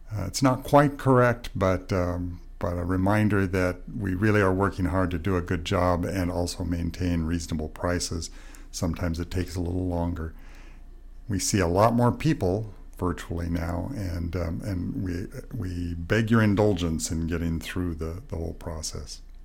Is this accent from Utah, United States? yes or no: yes; Utah, United States; also born or lived in Montana; my home country in Montana and where I grew up in Utah